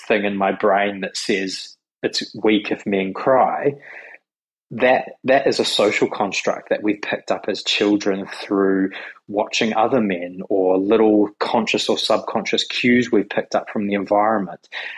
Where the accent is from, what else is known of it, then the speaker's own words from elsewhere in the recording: New Zealand; also born or lived in Australia; now in Sydney, Australia; in New Zealand where I grew up